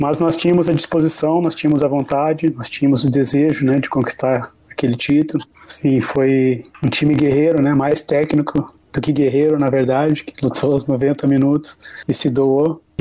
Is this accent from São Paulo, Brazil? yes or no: no; Rio Grande do Sul, Brazil; Não, então, é, como gaúcho, né? Parte da minha formação de base foi no Internacional de Porto Alegre